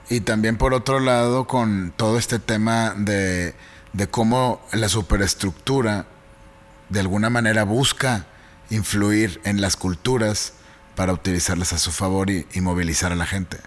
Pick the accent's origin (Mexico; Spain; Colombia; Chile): Mexico; como mexicanos